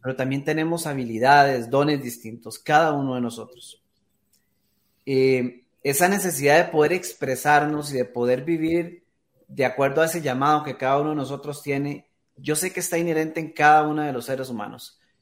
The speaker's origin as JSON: {"language": "Spanish", "country": "Costa Rica", "said": "acá en mi país, en Costa Rica"}